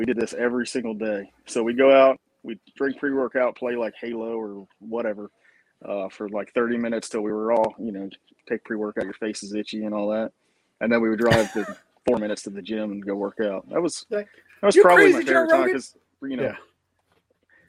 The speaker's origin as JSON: {"language": "English", "area": "Eastern Shore", "region": "Maryland", "country": "United States", "tie": "born or raised there", "moved": "as an adult", "lives_now": "Brunswick, Georgia, United States", "said": "I grew up on the Eastern Shore in Maryland, where it's, you think Maryland, you think Baltimore and DC and all that, but the Eastern Shore is very rural still to this day."}